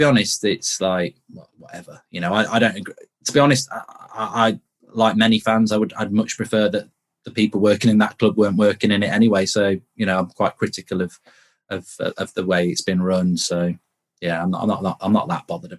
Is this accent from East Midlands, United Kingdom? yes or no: yes; Nottingham, East Midlands, United Kingdom; I'm from Nottingham